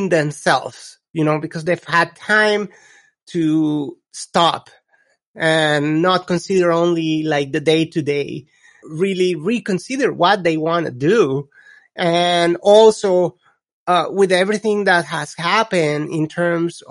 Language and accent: English; Colombia; English is a second language; now in United States; I come from Colombia, which is when I was growing up, it was a complete different environment.